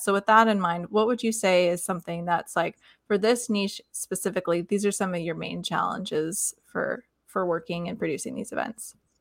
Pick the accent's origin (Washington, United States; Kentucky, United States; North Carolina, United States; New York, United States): Kentucky, United States; Lexington; I grew up in Lexington, Kentucky